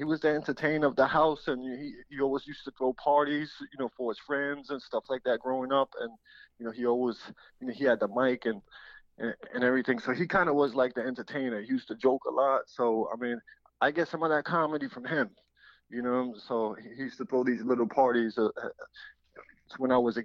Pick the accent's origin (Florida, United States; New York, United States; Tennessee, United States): New York, United States; New York City; I'm first generation Puerto Rican. My parents are from Ponce, Puerto Rico, and I'm from the Bronx, New York